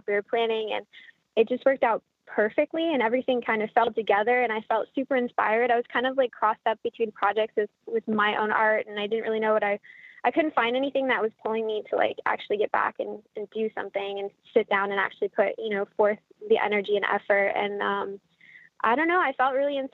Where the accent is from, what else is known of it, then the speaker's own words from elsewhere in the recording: Canada; now in United States; I'm Canadian